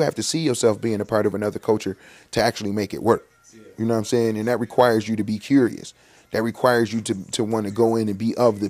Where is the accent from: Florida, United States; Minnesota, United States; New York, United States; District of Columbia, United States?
New York, United States; Buffalo; And Goose is from Kenmore. I'm from the Lower East Side, right?